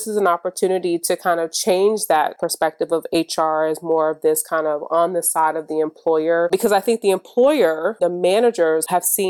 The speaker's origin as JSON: {"language": "English", "region": "Michigan", "country": "United States", "tie": "born or raised there", "said": "I'm from Michigan"}